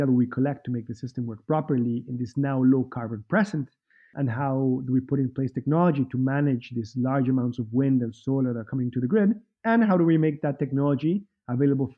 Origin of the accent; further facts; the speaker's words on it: Mexico City, Mexico; also born or lived in Wales, United Kingdom / Boston / Minneapolis / Central America; now in California, United States; I'm originally from Mexico City, but I moved around